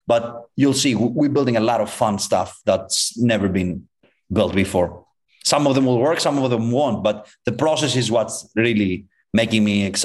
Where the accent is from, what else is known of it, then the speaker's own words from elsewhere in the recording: Greece; moved away as an adult; now in Los Angeles, United States; I'm from Greece